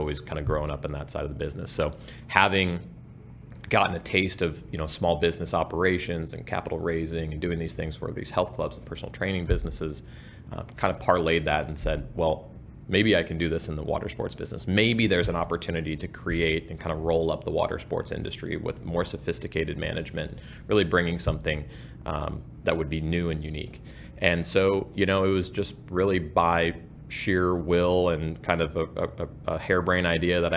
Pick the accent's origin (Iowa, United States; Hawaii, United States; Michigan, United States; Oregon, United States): Hawaii, United States; moved away; I grew up in Hawaii